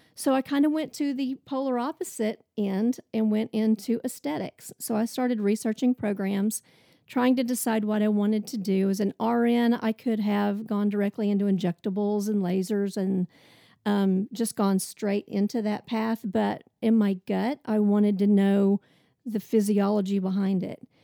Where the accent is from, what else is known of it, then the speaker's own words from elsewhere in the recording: Oklahoma, United States; moved away as an adult; also born or lived in Tulsa, Oklahoma; now in Nashville, United States; So I grew up in Oklahoma. I'm an Oklahoma girl.